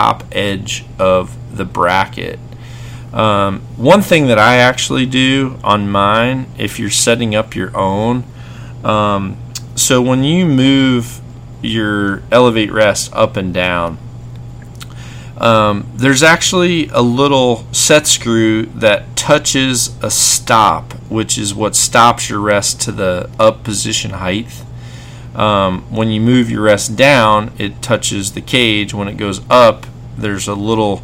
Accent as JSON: {"language": "English", "region": "Mississippi", "country": "United States", "said": "I'm from Mississippi"}